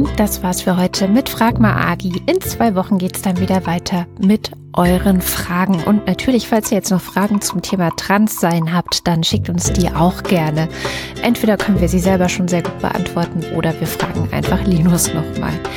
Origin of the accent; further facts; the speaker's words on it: East Germany, Germany; ich bin jetzt in der DDR äh, groß geworden.